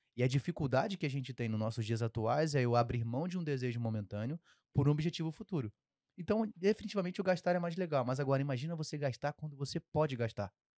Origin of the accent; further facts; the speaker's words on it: Rio de Janeiro, Brazil; accent: carioca; sempre vai sair um X mais forte aqui, porque eu sou carioca